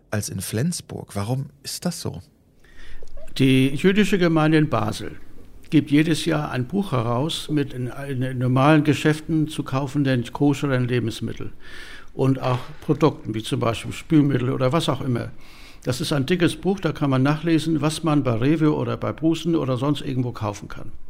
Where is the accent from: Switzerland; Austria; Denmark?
Denmark; Davon kommen, ich meine, 14 oder 15 aus Dänemark. Ich selbst ja auch, ich wohne in Palbau, bin auch Däne.